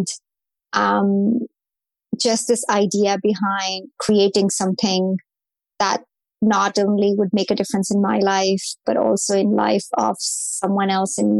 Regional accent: India; moved away as an adult; I grew up in India.

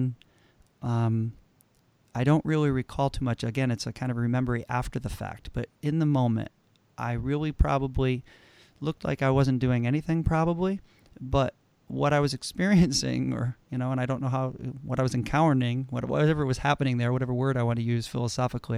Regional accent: Connecticut, United States; I grew up in Connecticut, and I'm in a small suburban town in Connecticut.

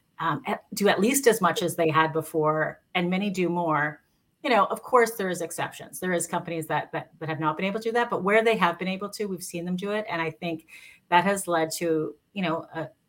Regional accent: Canada; I'm Canadian. I'm based in Canada

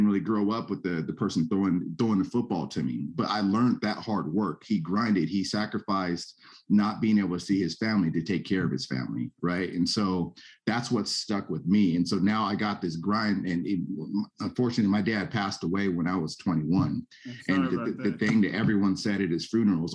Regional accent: San Jose, California, United States; also born or lived in Santa Clara, California; now in Sacramento, United States; I'm originally from the Bay Area. We're in San Jose

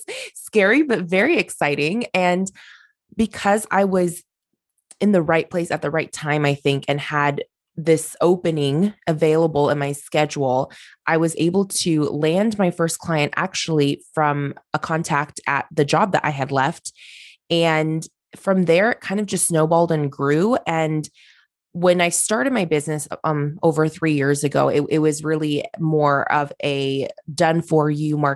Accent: Oregon, United States; I'm from Oregon. I grew up here. I own my business here.

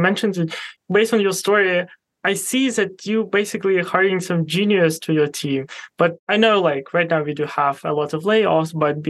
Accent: Ukraine; moved away as an adult; now in Poland; I was born and raised in Ukraine. I moved to Poland like around 5 years ago to pursue my career because I got like a great offer. And I do have still a family now there in Ukraine, in Kharkiv.

